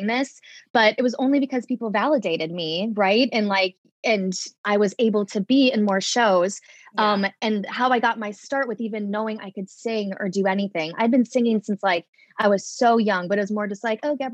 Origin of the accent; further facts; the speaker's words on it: St. Charles, Illinois, United States; moved away as an adult; now in New York City, United States; I grew up in St. Charles and Geneva, which are basically like the same town, 45 minutes in the western suburbs of Chicago